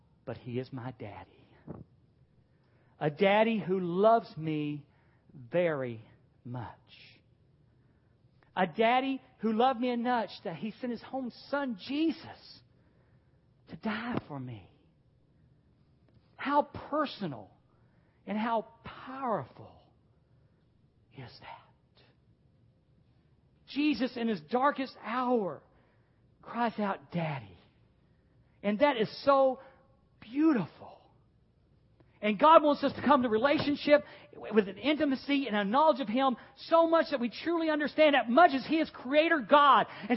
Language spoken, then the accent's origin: English; the South, United States; I was a Southern boy growing up in the South